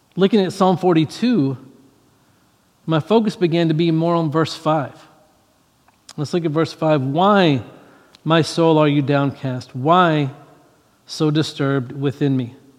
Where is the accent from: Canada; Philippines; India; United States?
United States; Louisiana; I grew up in Louisiana, I grew up in the South